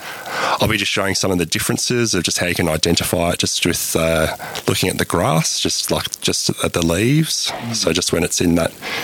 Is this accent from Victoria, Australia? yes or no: yes; Melbourne, Victoria, Australia; now in Alice Springs, Australia; I'm originally from Melbourne, and yeah, when I first came to Alice Springs